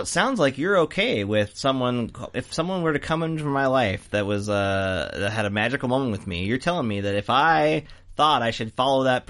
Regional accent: United States; I'm American

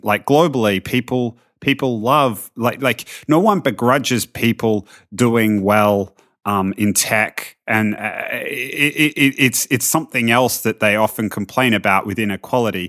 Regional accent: Australia; as an Australian

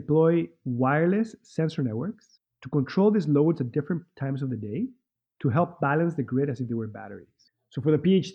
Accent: Mexico City, Mexico; also born or lived in Wales, United Kingdom / Boston / Minneapolis / Central America; now in California, United States; I'm originally from Mexico City, but I moved around

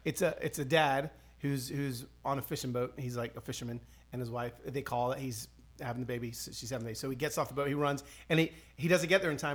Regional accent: Atlanta, Georgia, United States; first language Spanish; English is a second language; also born or lived in Los Angeles, California; I actually moved from Los Angeles, California, to Atlanta, Georgia, when I was six years old

